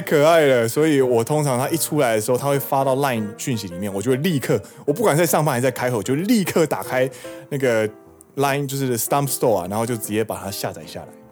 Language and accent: Chinese; Taiwan; now in Osaka, Japan; 身为台湾人的怒吼